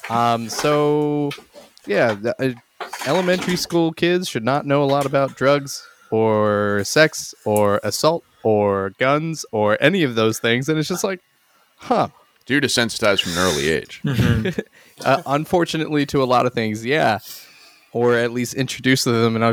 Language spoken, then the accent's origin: English; Exton, Pennsylvania, United States; because I feel like my hometown was a like slightly nicer trailer park than literally the rest of Exton. The Netherlands. No, uh, Bryn Aaron in Exton, uh, or Frazer, technically, I guess.